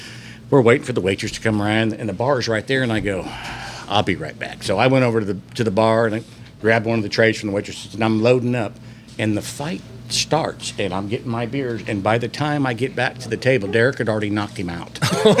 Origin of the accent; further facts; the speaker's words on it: Houston, Texas, United States; And I go, hey, I'm from Houston. You guys are from Houston. Congratulations.